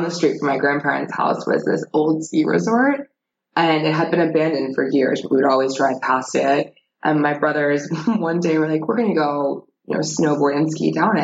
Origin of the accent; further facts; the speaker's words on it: Leesburg, Virginia, United States; also born or lived in Pennsylvania / New Jersey; So I grew up in Northern Virginia in Leesburg. I was born in Pennsylvania, but lived in New Jersey. And after my father died, my mom got remarried. We moved to Leesburg, Virginia, where I grew up